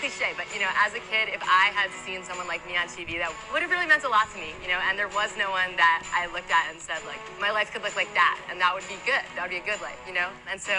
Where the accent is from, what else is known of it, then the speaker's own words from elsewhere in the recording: New York, United States; I grew up outside of New York City in Westchester County